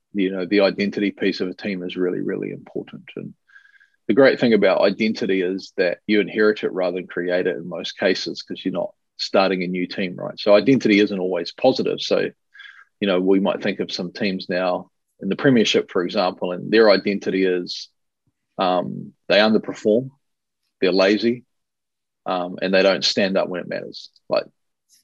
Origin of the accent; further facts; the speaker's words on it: New Zealand; being Kiwi